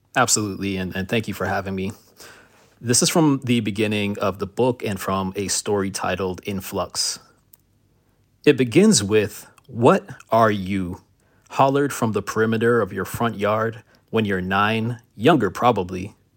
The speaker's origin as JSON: {"language": "English", "town": "Miami", "region": "Florida", "country": "United States", "tie": "born or raised there", "also_born_or_lived": "Miramar, Florida", "said": "My family moved from Miami in nineteen ninety-two after Hurricane Andrew. We moved to Broward County to a city called Miramar"}